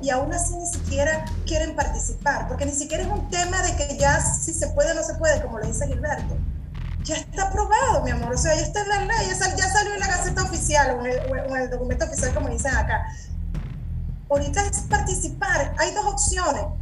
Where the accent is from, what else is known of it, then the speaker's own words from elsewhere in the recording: Venezuela; moved away as an adult; now in Tabasco, Mexico; a mí como venezolana